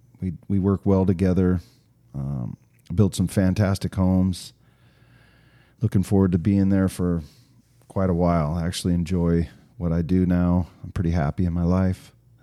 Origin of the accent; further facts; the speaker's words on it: Arizona, United States; also born or lived in Oregon; I grew up here in Arizona. I am 48 years old. Been around the valley for a while. We did live in Oregon for a little while as a kid, which was kind of fun.